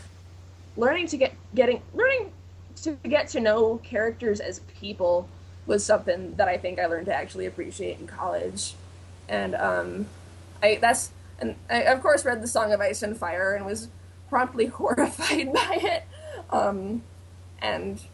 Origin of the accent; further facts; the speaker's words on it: United States; I am so American.